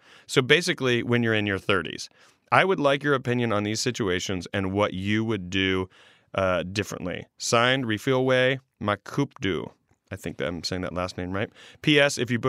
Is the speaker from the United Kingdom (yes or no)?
no; Virginia, Free State, South Africa; I am from Virginia. Virginia is a small town located in the farming and agricultural province, state, quotations, called Free State. Central South Africa is also what it's called.